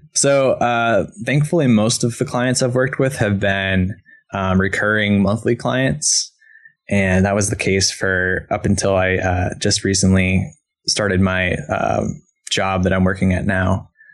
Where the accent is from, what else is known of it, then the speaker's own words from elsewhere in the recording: East Coast, United States; moved away as an adult; now in Portland, United States; I'm from the East Coast originally